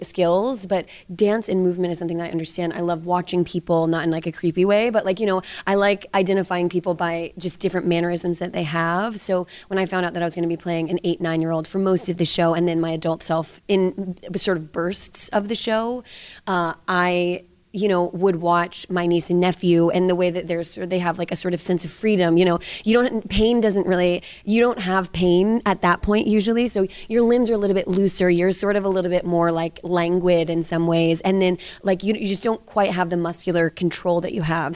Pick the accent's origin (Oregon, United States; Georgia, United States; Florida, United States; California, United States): Georgia, United States; moved away; I grew up, as I said, in the South. I'm from Georgia originally